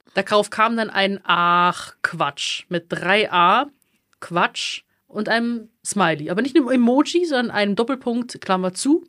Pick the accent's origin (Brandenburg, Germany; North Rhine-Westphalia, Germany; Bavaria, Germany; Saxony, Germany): Bavaria, Germany; accent: Bavarian; ich auch immer mehr anfange, bayerisch zu reden, also ich merke, ich rede dann auch immer mehr Dialekt